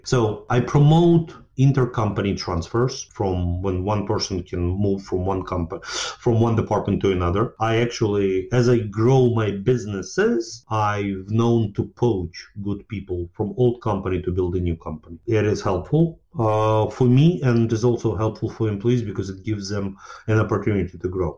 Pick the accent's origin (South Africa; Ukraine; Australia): Ukraine; moved away as an adult; now in United States; I grew up in Ukraine, well, former Soviet Union at that time. And then uh, just when Ukraine became independent, I moved to United States